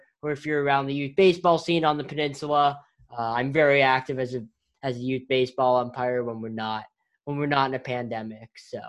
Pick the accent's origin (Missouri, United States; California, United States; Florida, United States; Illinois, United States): California, United States; Bay Area; moved away as an adult; I'm also from the Bay Area. I went to Aragon High School, so not far from you, Steven.